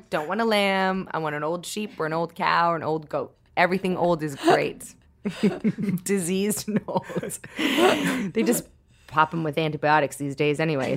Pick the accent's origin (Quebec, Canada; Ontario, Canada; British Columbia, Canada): Ontario, Canada; Toronto; I grew up in Toronto